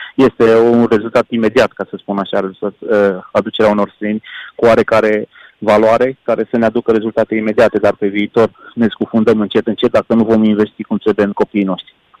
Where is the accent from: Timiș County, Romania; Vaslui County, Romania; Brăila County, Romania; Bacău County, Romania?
Timiș County, Romania; Timișoara; aici vorbesc ca și Timișorean, cum spun noi